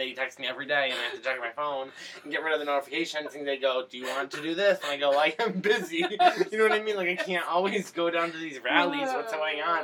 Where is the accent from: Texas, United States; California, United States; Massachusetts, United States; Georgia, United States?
Massachusetts, United States; I'm from Massachusetts